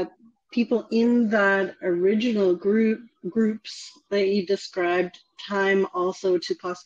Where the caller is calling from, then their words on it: Victoria, British Columbia, Canada; Victoria, BC, Canada, BC. Just close to Vancouver.